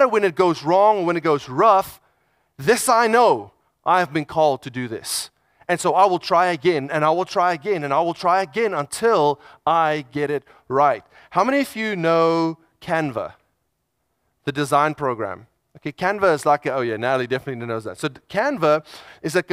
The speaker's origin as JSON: {"language": "English", "country": "South Africa", "said": "I'm South African"}